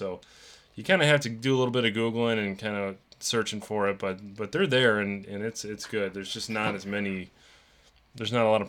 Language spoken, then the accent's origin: English; Rockford, Illinois, United States; my hometown of Rockford, Illinois